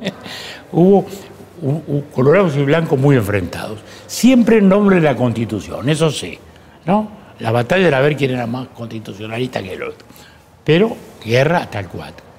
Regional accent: Uruguay

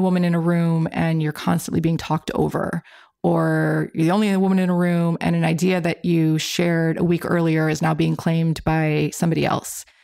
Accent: Illinois, United States; I'm from Illinois, and our university had a really good engineering program

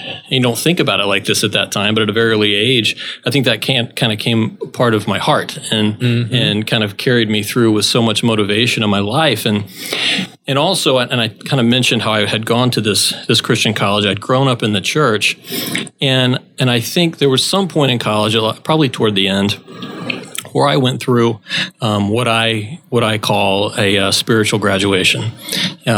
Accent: South Florida, United States; also born or lived in Tennessee; I'm originally from South Florida, and I grew up certainly in what most people would consider a church family

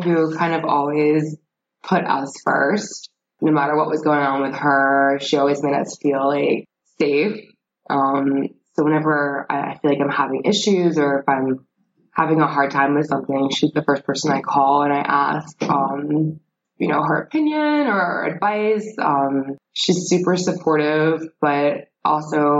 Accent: Leesburg, Virginia, United States; also born or lived in Pennsylvania / New Jersey; So I grew up in Northern Virginia in Leesburg. I was born in Pennsylvania, but lived in New Jersey. And after my father died, my mom got remarried. We moved to Leesburg, Virginia, where I grew up

